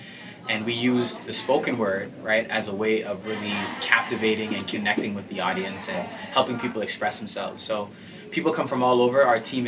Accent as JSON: {"language": "English", "town": "Toronto", "region": "Ontario", "country": "Canada", "tie": "born or raised there", "said": "I grew up in Scarborough."}